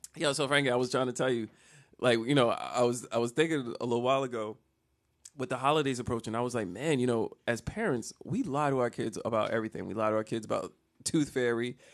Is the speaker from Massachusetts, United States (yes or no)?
no; Jersey City, New Jersey, United States; I'm not from Virginia. I'm from Jersey City